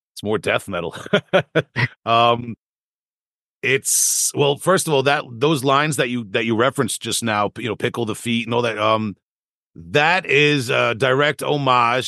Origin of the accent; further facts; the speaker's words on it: Long Island, New York, United States; my youth growing up on Long Island